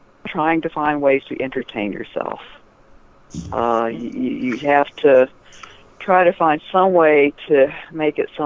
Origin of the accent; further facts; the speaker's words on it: Atlanta, Georgia, United States; I grew up in Atlanta